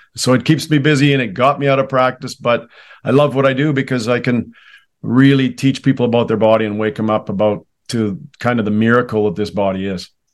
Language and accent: English; Canada; I was raised in Canada